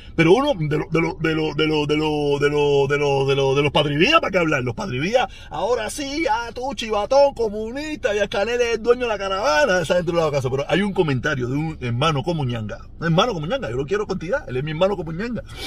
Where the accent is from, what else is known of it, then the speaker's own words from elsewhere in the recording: Cuba; moved away; todos somos cubanos